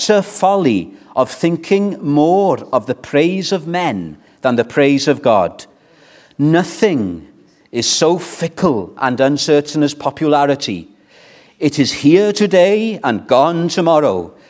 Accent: Wales, United Kingdom; I was brought up in the Welsh culture

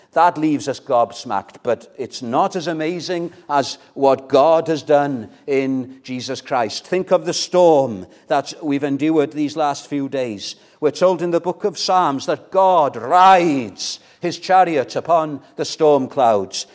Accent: Llandudno, Wales, United Kingdom; moved away; When I was living in Llandudno, I was brought up in North Wales, Llandudno, the Queen of Welsh Resorts

